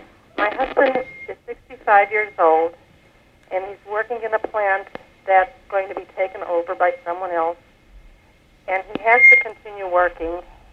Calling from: Pennsylvania, United States

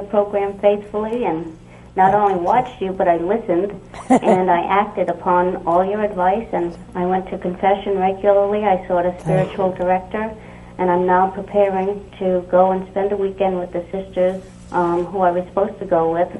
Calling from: Rhode Island, United States; I'm calling from Rhode Island.

